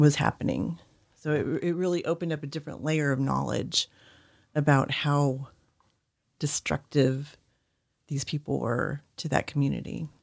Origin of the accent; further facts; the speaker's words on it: Oklahoma, United States; I grew up in Oklahoma